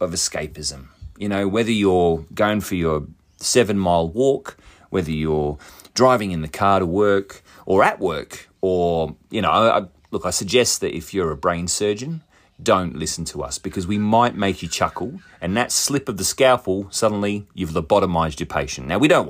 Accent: Australia; being two Aussie dickheads, can get a little bit lost in translation. Now, my dialect isn't even really Australian. It's this weird bastardized version of the English language and the Australian accent.

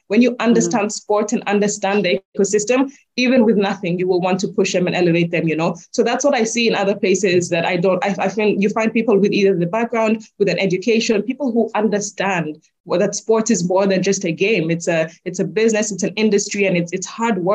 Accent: Kenya; I'm proudly Kenyan

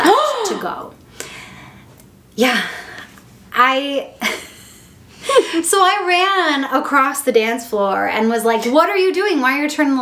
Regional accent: Midwest, United States; I'm here like from the Midwest

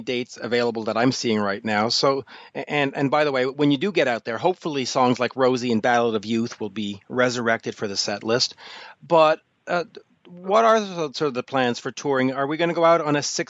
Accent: Canada; as a Canadian

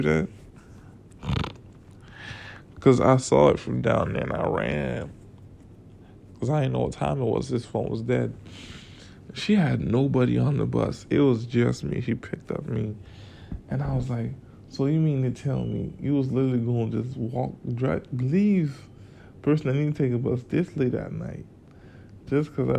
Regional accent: Florida, United States; now in Atlanta, United States; I'm from Florida.

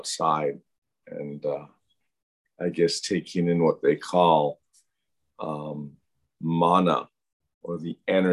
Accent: Louisville, Kentucky, United States; now in Hawaii, United States; I was born in Louisville, Kentucky

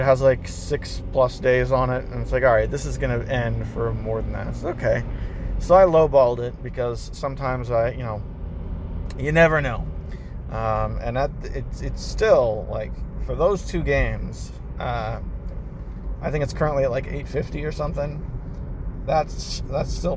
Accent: United States; as an American

